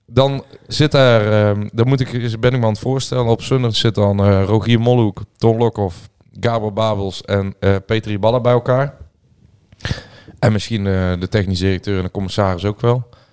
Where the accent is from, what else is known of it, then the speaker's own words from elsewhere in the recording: Peelland, North Brabant, Netherlands; in het Peerland, het hoeven waar ik vandaan kom